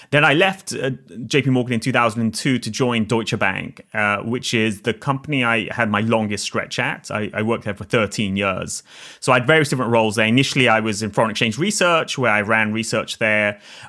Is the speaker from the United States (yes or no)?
no; Oxford, South East England, United Kingdom; I grew up in Oxford in the UK. But as I always like to tell people, there's two sides to Oxford.